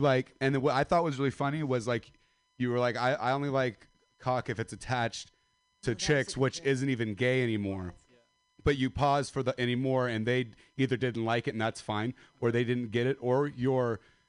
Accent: Stockton, California, United States; I'm from Stockton.

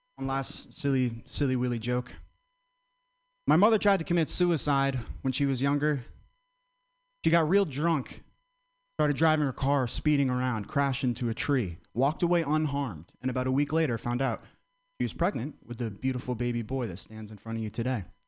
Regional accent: Vermont, United States; I'm from Vermont very white state

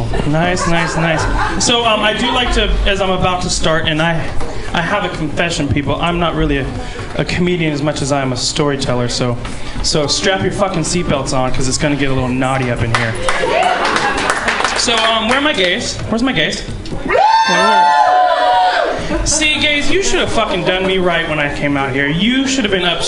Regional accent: Santa Rosa, California, United States; moved away; I'm from Santa Rosa, Sonoma County originally

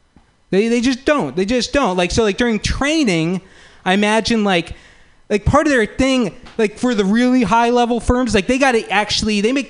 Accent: Palo Alto, California, United States; I'm from Palo Alto

